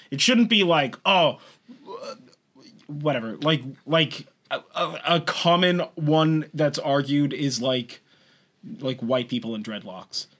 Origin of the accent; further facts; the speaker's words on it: California, United States; We're from California. We sound like this. It's not an accent.